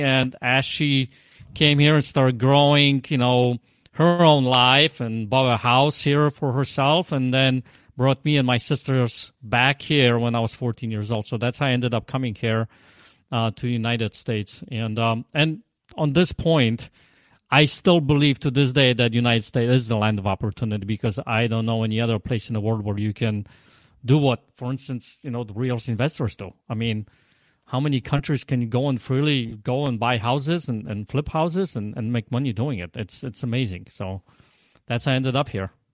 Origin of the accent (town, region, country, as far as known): Poland; accent: Polish; English is a second language; now in Michigan, United States